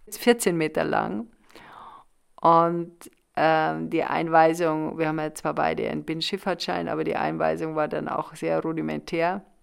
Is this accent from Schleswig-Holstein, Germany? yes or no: no; Munich, Bavaria, Germany; ich komme aus Bayern, aus München, zweiter Stock, Etagenwohnung